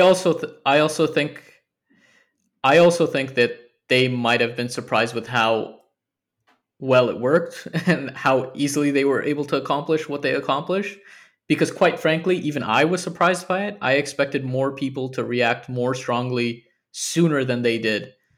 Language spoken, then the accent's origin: English; United States; now in United Kingdom; as an American living here